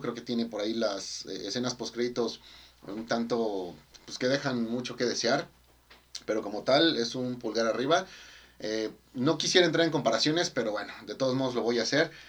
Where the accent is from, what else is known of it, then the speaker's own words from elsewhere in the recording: Mexico; como mexicano